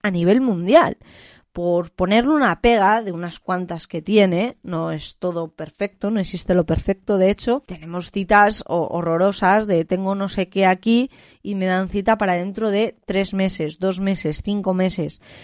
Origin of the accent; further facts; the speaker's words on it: Spain; en mi país, es que a día de hoy yo creo que eso en España es impensable